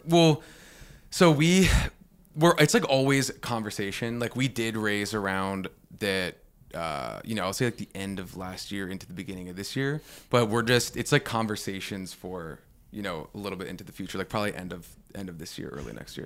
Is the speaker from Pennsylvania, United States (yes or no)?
yes; Pittsburgh, Pennsylvania, United States; moved away as an adult; also born or lived in New York City; I'm from Pittsburgh